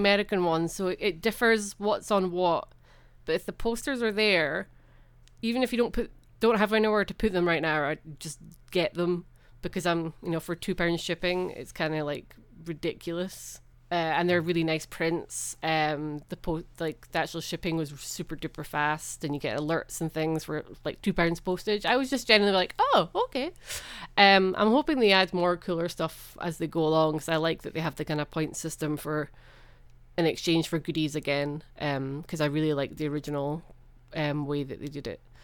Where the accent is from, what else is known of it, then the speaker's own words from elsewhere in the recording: Edinburgh, Scotland, United Kingdom; I grew up in Edinburgh